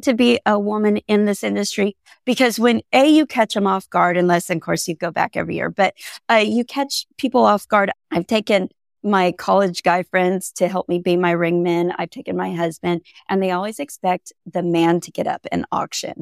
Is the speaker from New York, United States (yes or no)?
no; Central Coast of California, United States; moved away as an adult; also born or lived in Iowa; I grew up in Central Coast of California